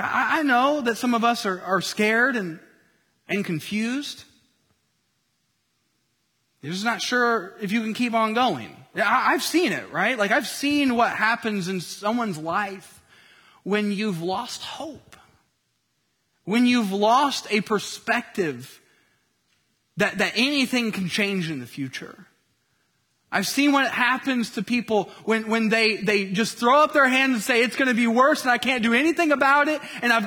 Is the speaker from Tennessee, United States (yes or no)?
yes; Tennessee, United States; moved away as an adult; now in Southern California, United States; wife and mama of two boys, ages 2 and 4, living in Southern California after a cross-country move from my home state of Tennessee.